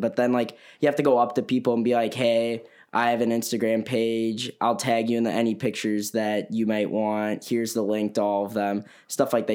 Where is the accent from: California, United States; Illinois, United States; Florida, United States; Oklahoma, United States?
Illinois, United States; Elgin; I'm from Elgin, Illinois